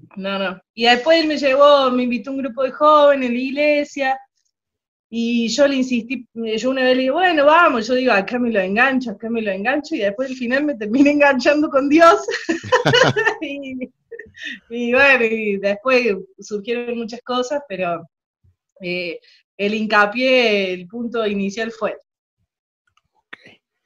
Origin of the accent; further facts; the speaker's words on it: Córdoba, Argentina; accent: cordobés; also born or lived in General Cabrera, Córdoba; Soy de la, de Argentina, provincia de Córdoba, que está en el medio de Argentina.